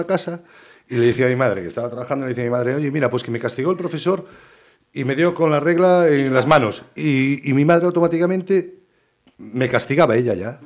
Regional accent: Ponte Caldelas, Galicia, Spain; now in Pontevedra, Spain; yo soy de Ponte Calderas y me crié en Calderas

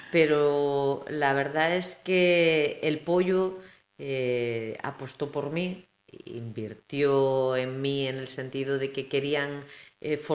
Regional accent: Vilagarcía de Arousa, Galicia, Spain; me siento cercana aunque soy de Villa García o vivo en Villa García

